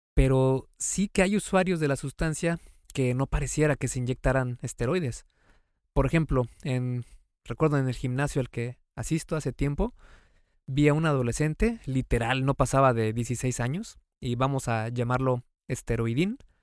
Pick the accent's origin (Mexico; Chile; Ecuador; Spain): Mexico; Yo soy mexicano